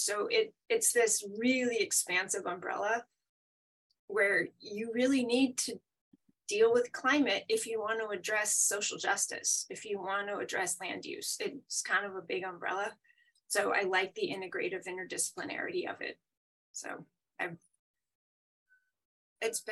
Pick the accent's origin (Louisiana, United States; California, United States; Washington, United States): Washington, United States; Seattle; moved away as an adult; also born or lived in upstate New York; I'm originally from Seattle